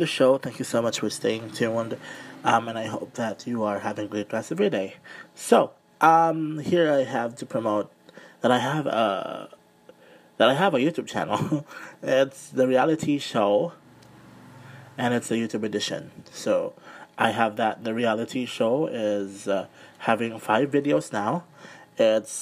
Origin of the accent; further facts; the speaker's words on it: Mandaue, Central Visayas, Philippines; I am from Mandawi City, Cebu. Still part of Cebu though, but I am from Mandawi City, Cebu